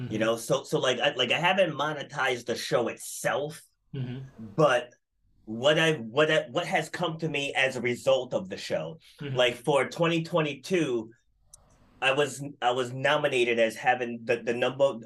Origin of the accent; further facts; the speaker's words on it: Rhode Island, United States; I'm from Rhode Island in the States. And it's a very small state. Mm-hmm. And it's like almost like everybody knows everybody here.